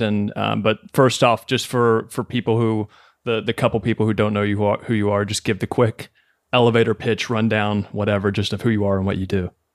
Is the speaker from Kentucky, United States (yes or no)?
yes; Kentucky, United States; moved away as an adult; now in New York City, United States; born and raised in Kentucky